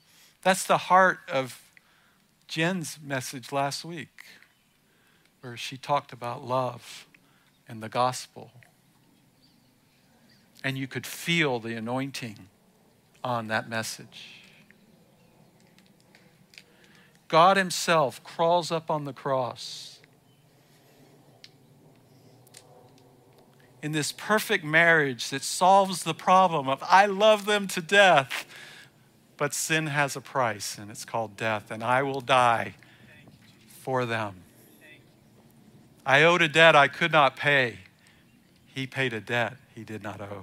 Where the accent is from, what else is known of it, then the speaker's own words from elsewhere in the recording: the South, United States; I was born in the South. I mean, I grew up most of the time in the South